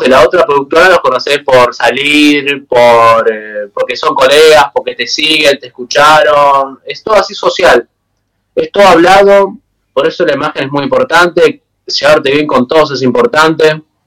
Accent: Buenos Aires, Argentina; yo soy originario de Buenos Aires

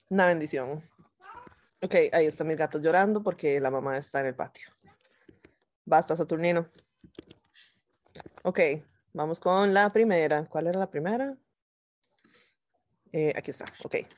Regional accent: Guanacaste, Costa Rica; Yo soy de Guana y mañana me devuelvo a mi provincia, o sea, hoy.

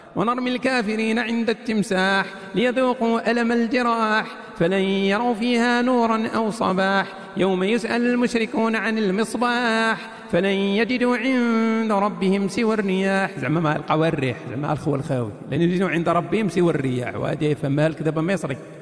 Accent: Kenitra, Rabat-Salé-Kénitra, Morocco; هذا ولد مدينتي

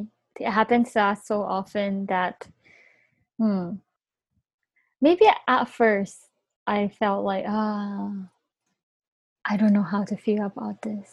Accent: Bangkok, Thailand; first language Japanese; English is a second language; moved away; also born or lived in Japan; I'm from Bangkok.

